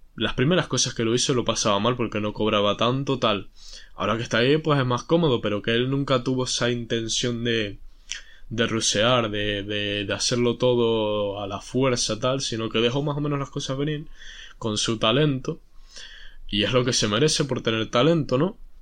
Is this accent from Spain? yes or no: yes; Spain; si soy español